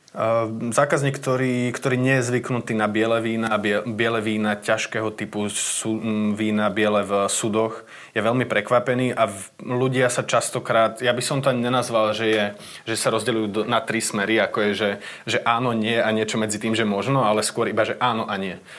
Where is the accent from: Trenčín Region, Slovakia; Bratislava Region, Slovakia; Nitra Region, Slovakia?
Bratislava Region, Slovakia; Čataj; also born or lived in Podmanín (family ancestry); my brigantovci tu z Čataja, a pochádzame z Podmanina